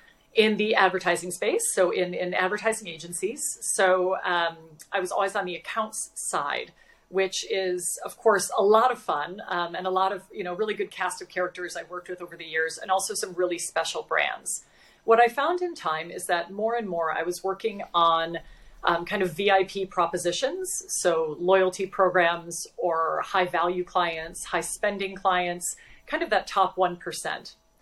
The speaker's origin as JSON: {"language": "English", "region": "Wisconsin", "country": "United States", "also_born_or_lived": "Texas", "said": "So I am from Wisconsin originally, and then moved to Texas, where I went to school at the University of Texas in Austin."}